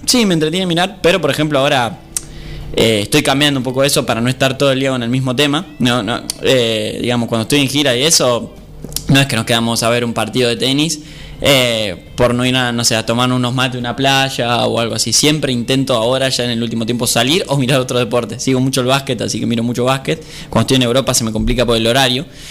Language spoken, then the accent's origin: Spanish; Argentina; somos argentinos